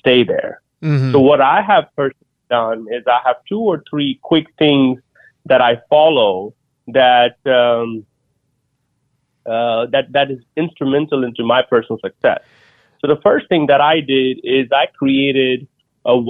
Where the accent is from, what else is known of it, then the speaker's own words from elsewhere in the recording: India; moved away as an adult; now in United States; as an Indian immigrant that came to the U.S. 20 years ago with $100 in my pocket